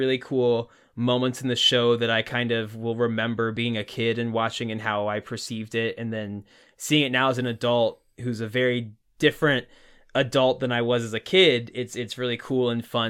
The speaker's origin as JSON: {"language": "English", "region": "Indiana", "country": "United States", "tie": "born or raised there", "said": "our hometown is probably about the size of Point Place, especially when we were younger growing up there."}